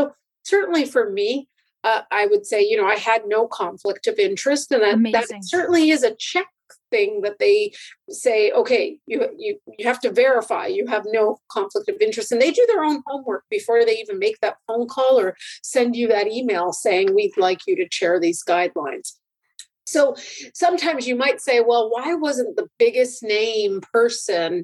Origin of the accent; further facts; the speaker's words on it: Canada; I'm a Canadian